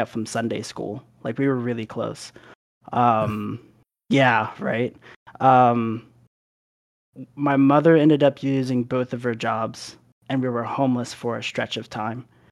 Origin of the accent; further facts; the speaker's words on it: Philadelphia, Pennsylvania, United States; moved away; also born or lived in Arizona / Delaware; we ended up moving to Philadelphia for the majority of what I can remember of my younger years